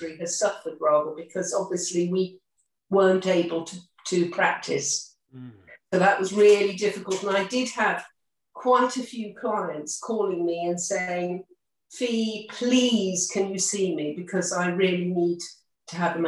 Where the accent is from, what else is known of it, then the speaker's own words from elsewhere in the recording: Martock, South West England, United Kingdom; also born or lived in Buckinghamshire; aged one, I went to Martock. So I'm a local girl, really.